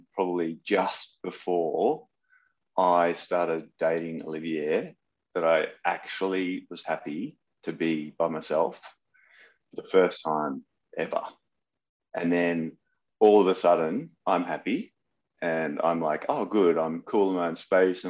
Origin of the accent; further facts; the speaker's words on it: Gladstone, Queensland, Australia; also born or lived in Rockhampton / Brisbane; now in Sydney, Australia; that's where I grew up